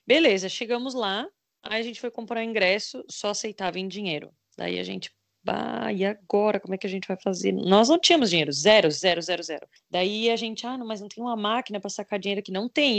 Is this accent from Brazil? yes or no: yes; Brazil; a gente é do Brasil